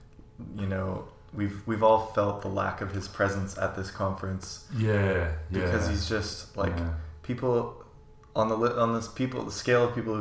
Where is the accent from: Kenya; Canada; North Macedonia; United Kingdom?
Canada; As a Canadian